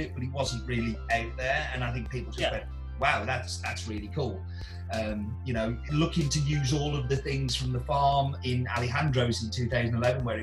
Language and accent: English; England, United Kingdom; now in Stafford, United Kingdom; I'm English.